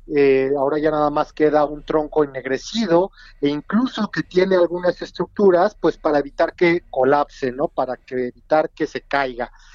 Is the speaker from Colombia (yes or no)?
no; Mexico City, Mexico; nosotros como capitalinos, como mexicanos